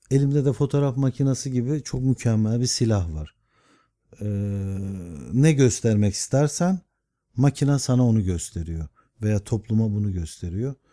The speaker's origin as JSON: {"language": "Turkish", "region": "Istanbul", "country": "Turkey", "tie": "born or raised there", "said": "Ben çünkü İstanbul'a aşık bir adam. Doğma büyüme Rumeli Hisar üstünde doğdum. Rumeli Hisarı'nda e, denize girerdik. Bir nevi boğaz çocuğum."}